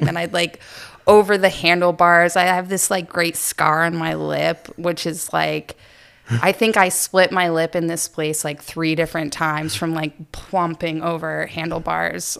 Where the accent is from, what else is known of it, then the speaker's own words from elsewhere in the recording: Mapleton, Maine, United States; I grew up in Aroostook County in a little town called Mapleton, right outside of Presque Isle.